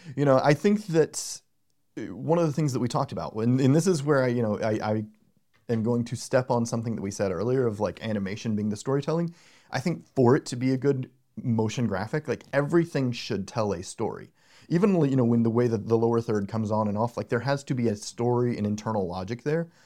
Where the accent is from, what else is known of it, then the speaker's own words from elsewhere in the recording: Charlotte, North Carolina, United States; moved away; I'm originally from Charlotte